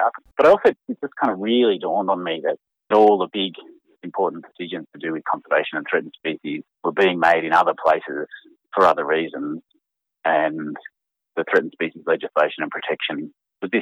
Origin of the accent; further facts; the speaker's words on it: Canberra, Australian Capital Territory, Australia; I started as a kid growing up in Canberra